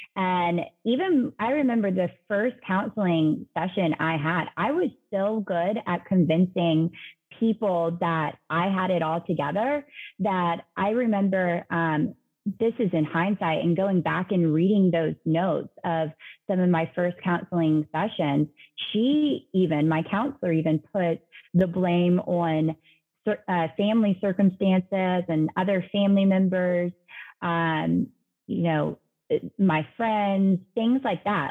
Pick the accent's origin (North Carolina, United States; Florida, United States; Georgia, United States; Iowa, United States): Georgia, United States; Savannah; Savannah, um, which is where I'm originally from